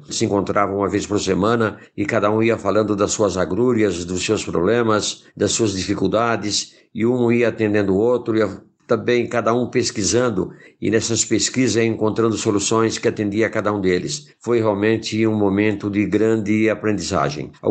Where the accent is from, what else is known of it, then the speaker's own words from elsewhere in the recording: Indaiatuba, São Paulo, Brazil; eu sou de Indaiatuba, São Paulo, eu tenho 70 anos.